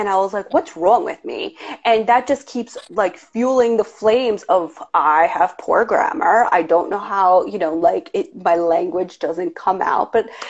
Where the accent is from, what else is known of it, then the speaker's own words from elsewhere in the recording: New York, United States; accent: New York; people think I have a crazy New York somewhat accent